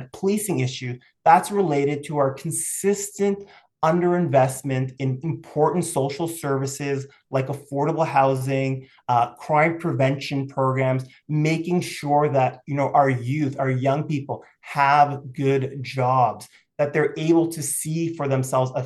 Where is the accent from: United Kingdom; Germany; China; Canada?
Canada; Toronto, Ontario; I grew up in Toronto